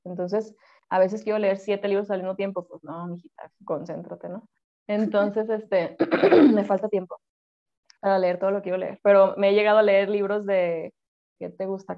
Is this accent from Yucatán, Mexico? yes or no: no; Culiacán, Sinaloa, Mexico; accent: norteño; soy de Culiacán, eso va a explicar muchas cosas de las que pasarán hoy de cómo hablo